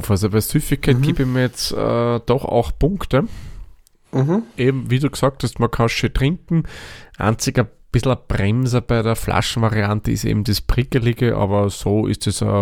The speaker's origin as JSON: {"language": "German", "country": "Austria", "said": "doch noch immer was Seltenes bei uns in Österreich zumindest."}